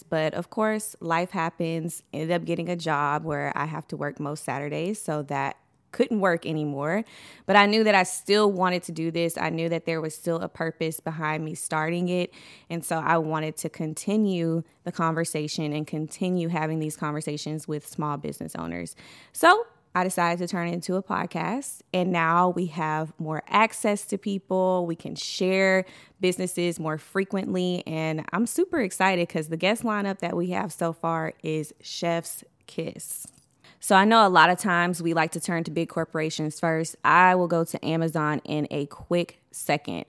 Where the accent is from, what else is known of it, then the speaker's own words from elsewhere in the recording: Beaumont, Texas, United States; now in Houston, United States; I am from Beaumont, Texas originally, but I currently reside in Houston, Texas